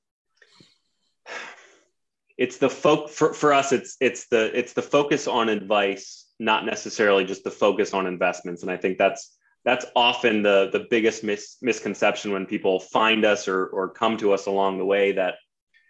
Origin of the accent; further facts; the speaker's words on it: Sinking Spring, Pennsylvania, United States; I grew up in Sinking Spring